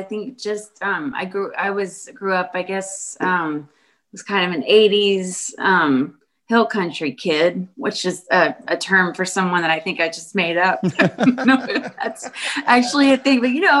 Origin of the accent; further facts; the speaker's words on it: New Braunfels, Texas, United States; also born or lived in Houston, Texas; I grew up in New Braunfels, but I was born in Houston, and my parents are from East Texas. So my family's been on both sides in Texas for quite a few generations.